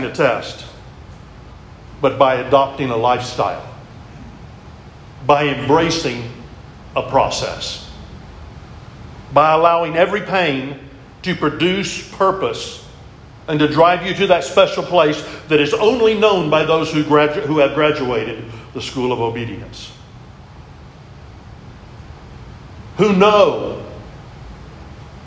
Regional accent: Texas, United States; I'm a Texan

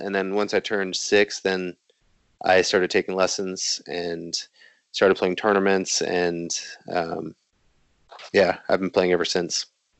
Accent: South Bend, Indiana, United States; There's a ping pong club in the city I grew up in South Bend, Indiana.

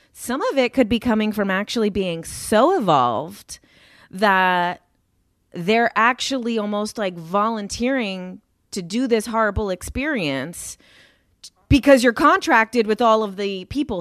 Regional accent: Jersey City, New Jersey, United States; I grew up in Jersey City, New Jersey

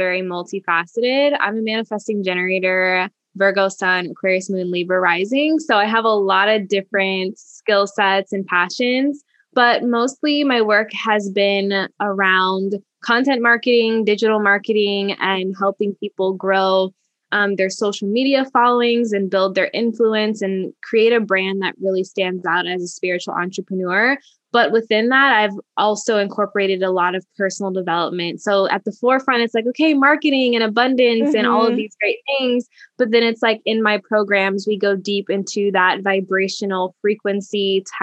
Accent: a small town in Indiana, United States; moved away as an adult; also born or lived in Washington, District of Columbia, United States; being from a small town in Indiana and then having, you know, moved across the country to DC

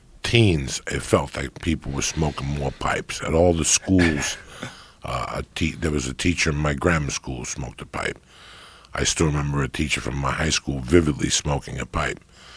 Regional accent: North Bergen, New Jersey, United States; growing up in North Bergen.

